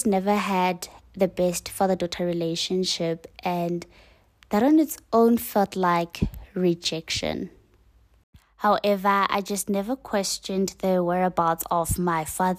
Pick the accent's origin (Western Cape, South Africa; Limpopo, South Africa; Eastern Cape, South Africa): Eastern Cape, South Africa; I was born in Cape Town. I was raised in Eastern Cape and I've been relocating to different provinces.